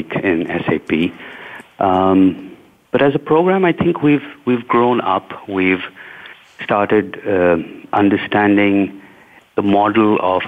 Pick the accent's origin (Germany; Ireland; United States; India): India; where I'm from India